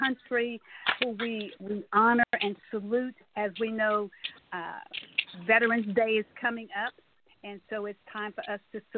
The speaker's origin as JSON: {"language": "English", "town": "Tyler", "region": "Texas", "country": "United States", "tie": "born or raised there", "said": "our city, Tyler, Texas, where I was born and bred"}